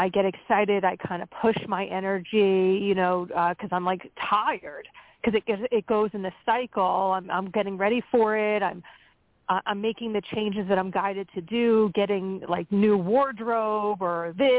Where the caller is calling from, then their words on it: Pennsylvania, United States; Hi, this is … from Pennsylvania.